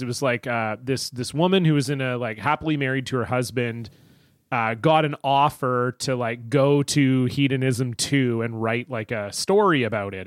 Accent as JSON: {"language": "English", "country": "Canada", "tie": "born or raised there", "said": "I grew up in Canada"}